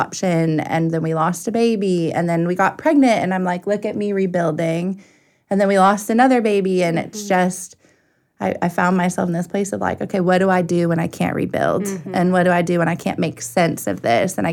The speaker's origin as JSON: {"language": "English", "region": "Arizona", "country": "United States", "tie": "born or raised there", "said": "I grew up in Arizona"}